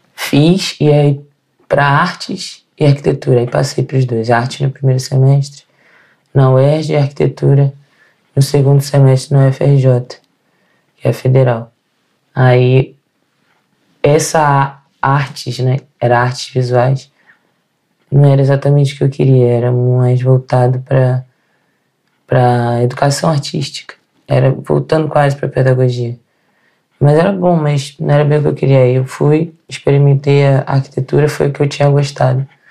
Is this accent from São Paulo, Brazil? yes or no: no; Rio de Janeiro, Brazil; moved away as an adult; also born or lived in Northeast Brazil; now in Portugal; Sou do Rio de Janeiro